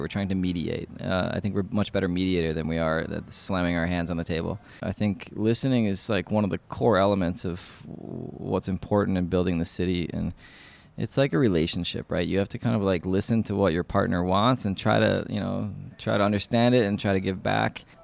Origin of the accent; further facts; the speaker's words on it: New York City, New York, United States; moved away as an adult; now in Prague, Czech Republic; I'm from New York City